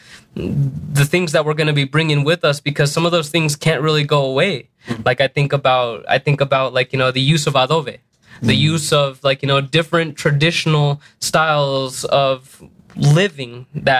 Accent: Denver, Colorado, United States; also born or lived in New Mexico; being a young kid here in Denver, I grew up

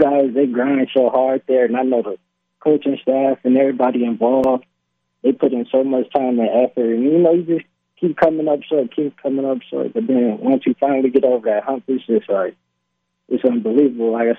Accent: Las Vegas, Nevada, United States; moved away as an adult; also born or lived in Utah / Michigan; my hometown is a town where kids is going to, like, dream to play in one day

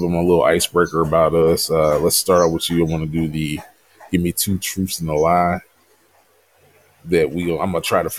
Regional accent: Louisville, Kentucky, United States; I'm originally from Louisville, Kentucky.

